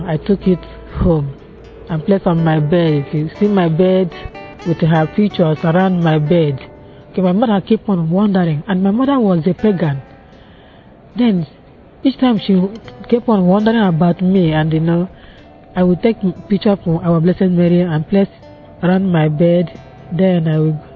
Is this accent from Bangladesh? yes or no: no; Nigeria; now in London, United Kingdom; I was born in Nigeria